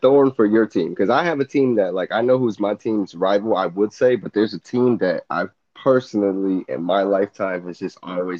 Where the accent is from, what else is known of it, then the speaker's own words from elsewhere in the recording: Connecticut, United States; we're both from Connecticut